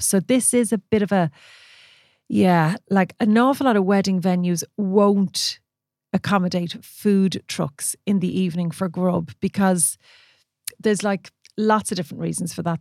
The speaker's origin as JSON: {"language": "English", "country": "Ireland", "said": "we're Irish"}